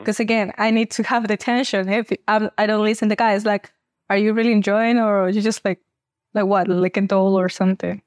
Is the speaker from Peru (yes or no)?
yes; Peru; I'm twenty-five years old, and I come from Peru.